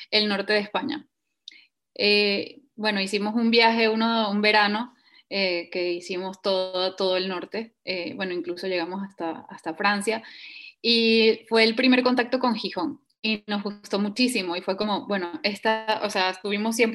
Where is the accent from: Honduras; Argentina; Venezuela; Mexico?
Venezuela; moved away as an adult; also born or lived in Eswatini / United States; sí, soy venezolana, pero desde los 18 años emigré eh, gané una beca para los colegios del Mundo Unido y estuve dos años estudiando en el reino de swatini o Suazilandia en, en África.